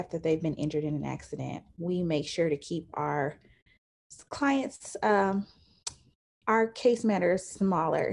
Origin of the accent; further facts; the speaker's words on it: Indianapolis, Indiana, United States; also born or lived in Atlanta; now in Nashville, United States; I am originally from Indianapolis. I live in Nashville, Tennessee